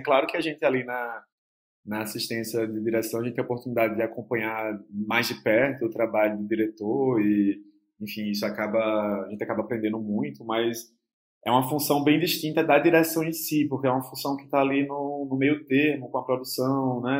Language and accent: Portuguese; Olinda, Pernambuco, Brazil; E é o bairro onde eu cresci também. É, eu passei a minha infância, adolescência toda, ali nessa periferia de Olinda, entre Rio Doce e Jardim Atlântico